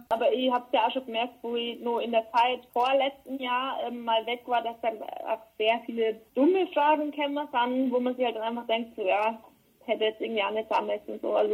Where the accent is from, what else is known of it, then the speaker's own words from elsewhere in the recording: Germany; now in Berlin, Germany; Arbeit und das ist jetzt auch mein Zuhause, Berlin auf jeden Fall. Ähm, aber Kamünster wird immer meine Heimat bleiben.